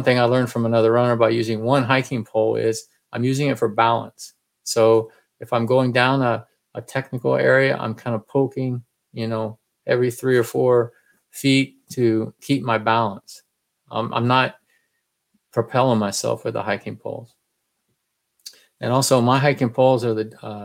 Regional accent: Texas, United States; I'm from Texas

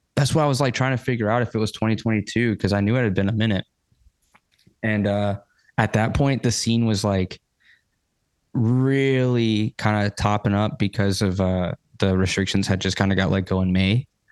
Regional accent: Georgia, United States; accent: twang; I'm from Georgia. So I I get a bit of that twang come through

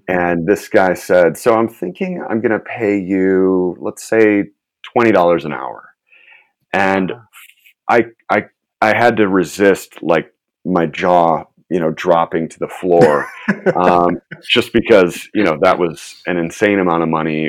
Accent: Chicago, Illinois, United States; moved away as an adult; now in Los Angeles, United States; I'm originally from the Chicago area. I grew up in, okay. in the suburbs there

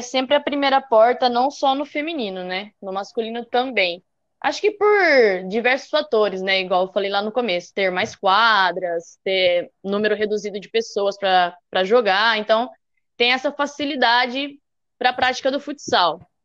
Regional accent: Limeira, São Paulo, Brazil; eu com a Michelle, nós duas somos de Limeira

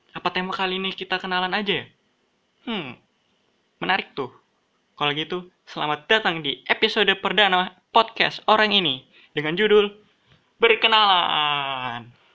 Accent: Balikpapan, East Kalimantan, Indonesia; kalau sebagai orang Balikpapan, cukup berpengalaman lah. Aku sudah ngerasain tiga daerah yang punya budaya berbeda-beda. Aku S D di Balikpapan

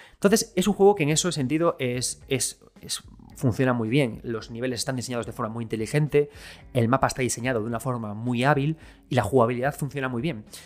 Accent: Galicia, Spain; Yo soy gallego

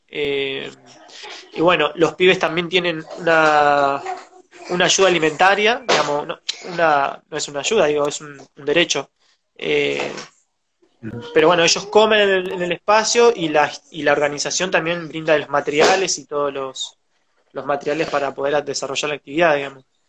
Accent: José C. Paz, Buenos Aires Province, Argentina; nací, me crié en Soliverde, en José Cepaz, con urbano bonaerense

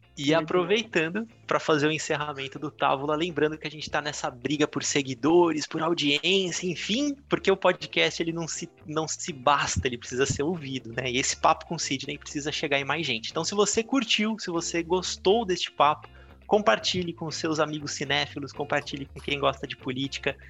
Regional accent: São Paulo, Brazil; Eu morei minha vida inteira na Barra Funda, aqui em São Paulo

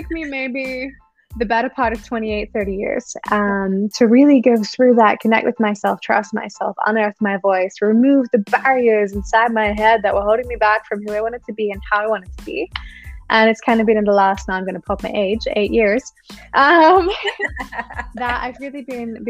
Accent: Australia; now in Germany; I grew up in Australia, so I'm an Australian. I grew up at the beach in some warmer weather than what we have here in Germany.

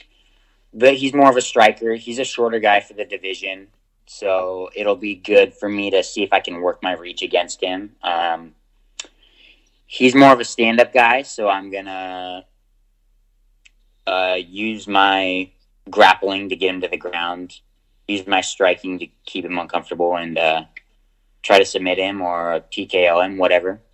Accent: United States; as an American

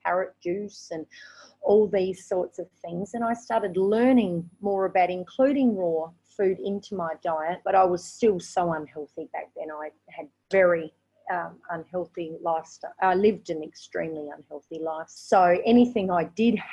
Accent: Australia; moved away as an adult; now in Vietnam; I am actually from Australia.

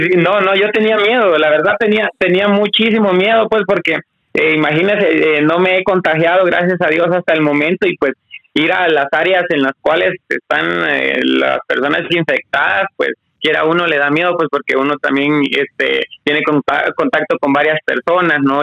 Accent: Guatemala; como guatemalteco

